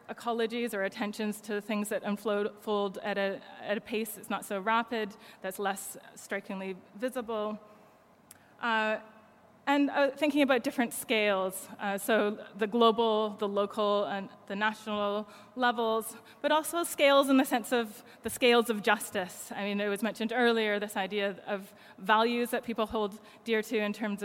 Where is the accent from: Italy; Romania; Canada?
Canada; now in United Kingdom; I'm Canadian, but live in the UK